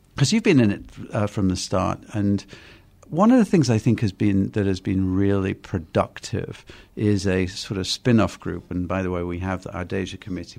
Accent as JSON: {"language": "English", "region": "England", "country": "United Kingdom", "moved": "yes", "said": "I'm from England"}